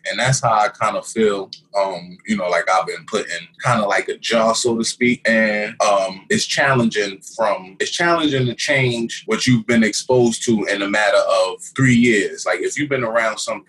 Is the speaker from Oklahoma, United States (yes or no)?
no; New York City, New York, United States; I was born in Brooklyn